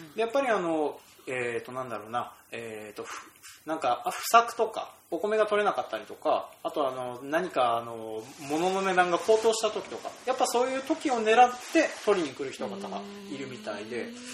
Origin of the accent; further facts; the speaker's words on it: Kita-Toyohoro, Hokkaido, Japan; その 100m 隣っていうのがうちの実家があるから